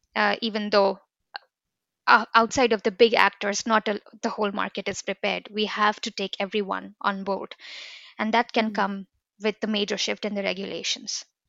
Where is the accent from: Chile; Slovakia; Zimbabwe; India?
India; now in Bergen, Norway; I'm from India